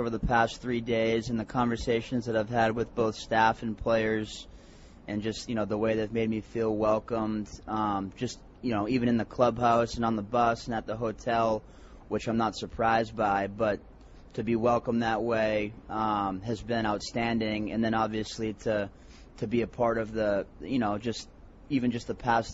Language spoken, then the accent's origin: English; Boston, Massachusetts, United States; also born or lived in Connecticut; I'm from Boston, Massachusetts